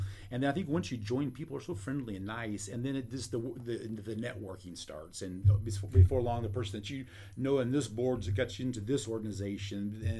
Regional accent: Columbia, Missouri, United States; born there; mentioned I'm a Boone baby, so obviously I started in Columbia. Well, I didn't really start Columbia yet. I was born in Columbia, anyway.

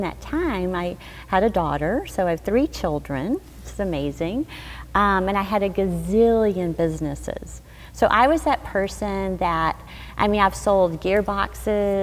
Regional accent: Arkansas, United States; I grew up in Arkansas

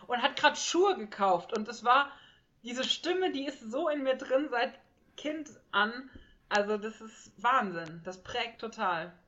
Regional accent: Ochtendung, Rhineland-Palatinate, Germany; moved away; also born or lived in Freiburg; ich bin aufgewachsen in Ochtendungen, das ist in der Vordereifel in Rheinland-Pfalz

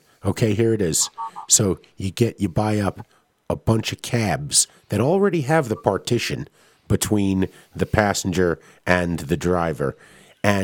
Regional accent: New York City, New York, United States; accent: New York; moved away; I'm Flushing born.

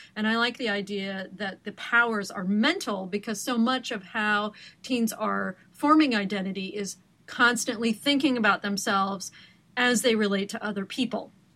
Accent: Portland, Oregon, United States; moved away; you've come from my homeland of Oregon. I am from Portland and have many deep roots there, including my driver's license still after all these years

